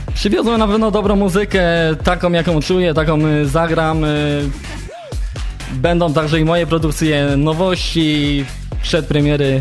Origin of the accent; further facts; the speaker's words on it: a small village near Gliwice, Silesian Voivodeship, Poland; now in Zabrze, Poland; Pochodzę z takiej małoludzkiej miejscowości, niedaleko Gliwic